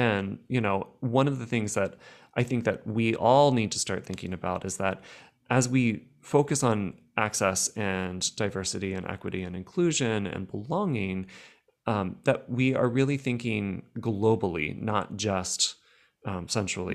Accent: United States; I'm speaking as an American

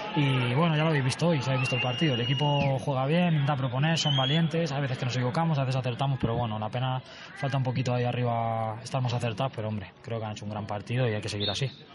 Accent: Madrid, Community of Madrid, Spain; vivo aquí al lado, soy de Vallecas, soy rayista

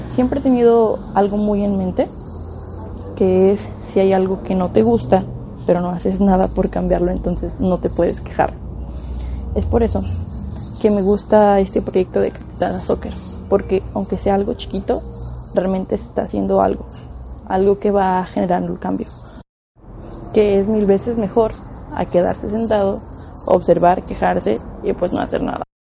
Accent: Guadalajara, Jalisco, Mexico; Yo soy originaria de Guadalajara, Jalisco

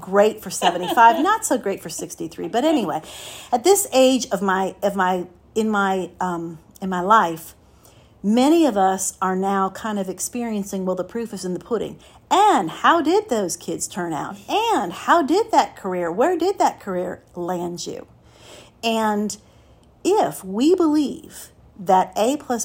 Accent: Miami, Florida, United States; Raised, born and raised in Miami

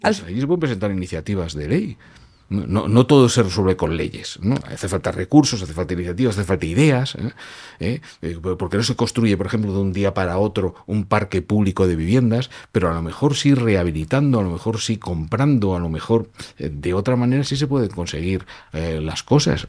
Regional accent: Germany; also born or lived in Madrid; now in Spain; Yo nací en Alemania

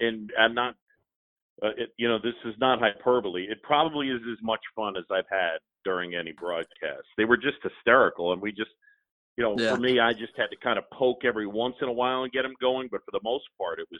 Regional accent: New York, United States; also born or lived in Philadelphia, Pennsylvania; I moved to New York when I was 7

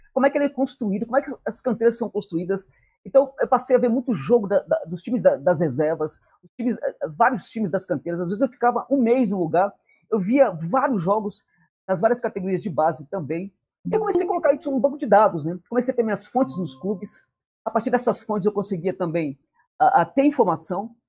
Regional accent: Brazil; eu era brasileiro

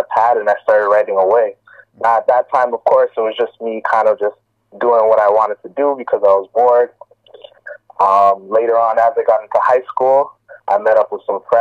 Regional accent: Toronto, Ontario, Canada; I'm born and raised in Toronto, been here my whole life

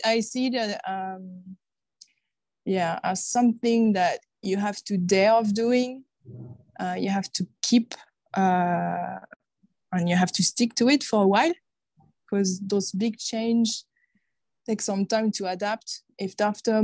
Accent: France; English is a second language; moved away as an adult; So I'm originally from France, you can probably hear

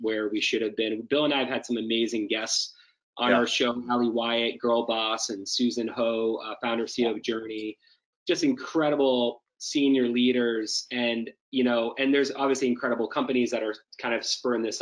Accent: Finland; moved away; I was born in Finland. I have a Scandinavian European perspective

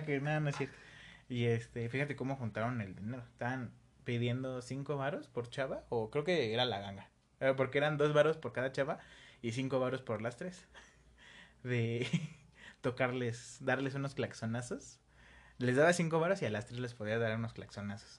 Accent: State of Mexico, Mexico; also born or lived in Coacalco / Tultepec / Ecatepec; yo también soy del Estado de México, pero de una zona menos culera. Yo estuve por Coacalco

